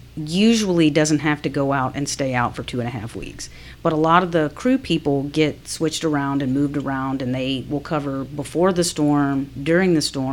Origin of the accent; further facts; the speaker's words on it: Alabama, United States; now in Atlanta, United States; Because when we grew up in Alabama, you know, you would have tornadoes come through and stuff.